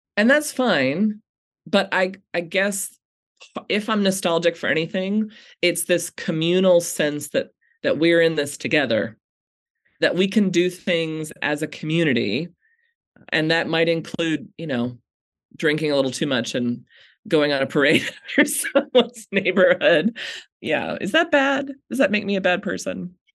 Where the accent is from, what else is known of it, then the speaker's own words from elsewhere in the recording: United States; American Christians